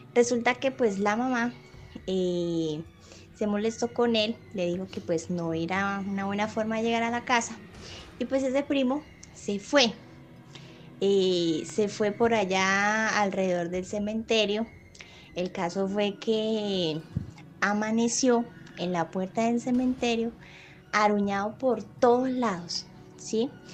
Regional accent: Colombia; soy de Colombia

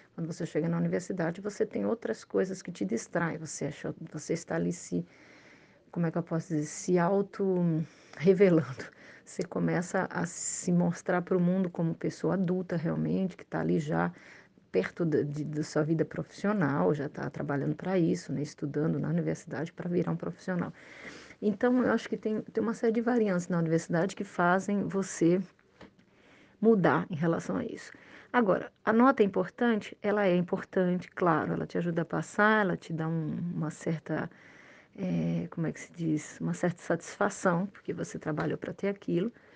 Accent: Brazil; moved away as an adult; now in Montreal, Canada; nós somos brasileiros, a gente não tem uma língua segunda

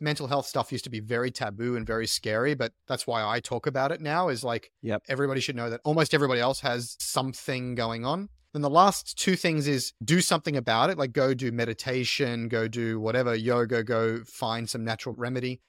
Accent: Australia; also born or lived in south of France; now in France; I was born in Australia. I was raised in Australia

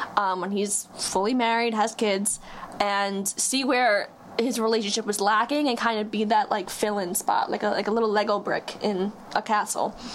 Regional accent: Huntington, New York, United States; I'm 23 years old from Huntington. I live on Long Island

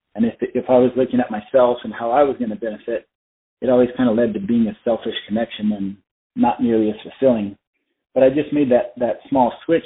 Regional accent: Flagstaff, Arizona, United States; also born or lived in South Carolina / Colorado; I was born and raised in Arizona, and I, I grew up in Flagstaff.

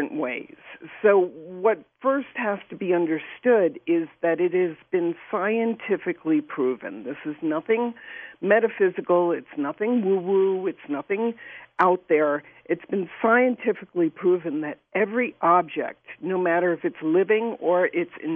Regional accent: New York City, New York, United States; I grew up in New York City

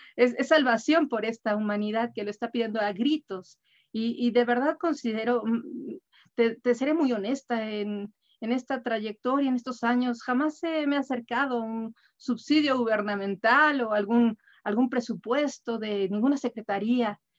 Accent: Mexico; como mexicanos, somos un país muy joven

